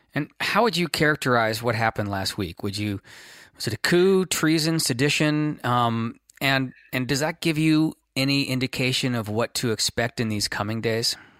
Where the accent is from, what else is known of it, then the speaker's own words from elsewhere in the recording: California, United States; being a Californian, uh, and a, a California-based activist